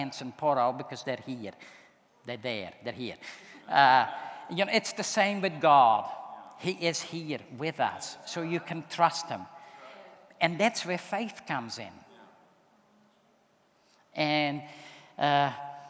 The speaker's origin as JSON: {"language": "English", "country": "Netherlands", "moved": "yes", "said": "I'm from the Netherlands, but I grew up in a Christian home"}